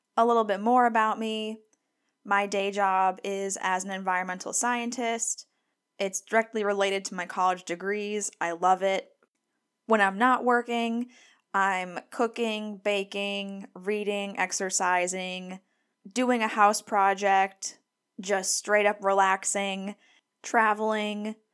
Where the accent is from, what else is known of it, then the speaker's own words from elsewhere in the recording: Scranton, Pennsylvania, United States; moved away as an adult; also born or lived in Gainesville, Florida / Durham, North Carolina; now in Vicksburg, United States; I grew up in Scranton, Pennsylvania